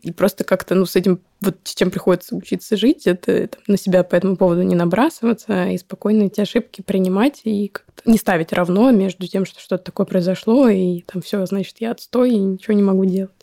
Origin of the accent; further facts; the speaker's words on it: Moscow, Russia; я родилась в Москве, да, это, ну, наверное, лучше, чем в деревне, даже точно, по возможностям. В плане ходила в хорошую школу